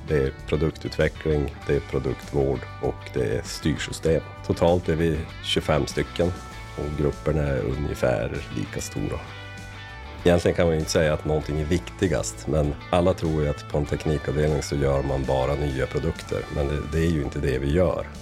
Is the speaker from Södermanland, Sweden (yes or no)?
no; inland Västerbotten, Västerbotten County, Sweden; also born or lived in Lycksele / Luleå; Jag är född i, i Västerbottens inland